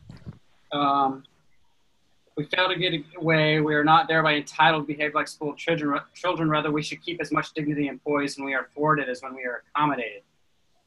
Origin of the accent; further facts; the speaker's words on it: United States; I'm an American.